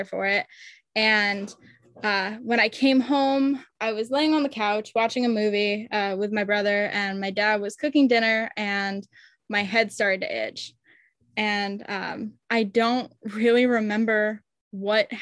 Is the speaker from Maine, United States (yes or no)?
yes; Maine, United States; I grew up in Maine